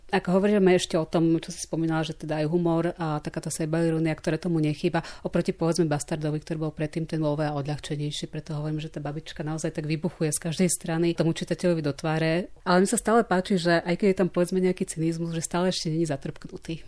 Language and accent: Slovak; eastern Slovakia, Slovakia; som rovnako z východu